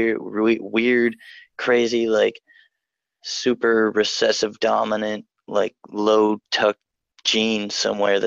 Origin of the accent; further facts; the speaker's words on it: Newark, Delaware, United States; I'm from Delaware, Newark, Delaware